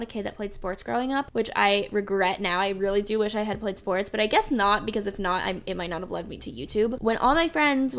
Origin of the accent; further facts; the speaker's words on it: South Florida, United States; also born or lived in Charlotte, North Carolina; now in North Carolina, United States; I grew up in South Florida. I grew up like in kind of in between Fort Lauderdale and Miami, I guess.